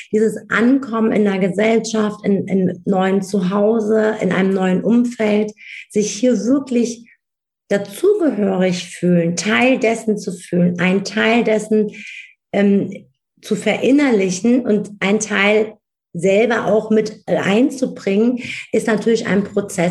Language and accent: German; Wiesbaden, Hesse, Germany; Ich bin in Wiesbaden geboren, aufgewachsen, ich bin hier zur Schule, ich habe hier äh, in Mainz studiert